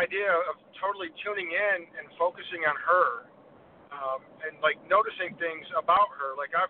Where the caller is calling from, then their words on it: Michigan, United States; I'm from Michigan.